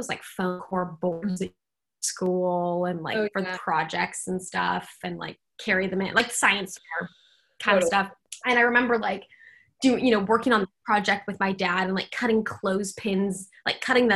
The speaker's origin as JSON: {"language": "English", "town": "Seattle", "region": "Washington", "country": "United States", "tie": "born or raised there", "moved": "yes", "lives_now": "San Francisco, United States", "said": "I grew up in Seattle"}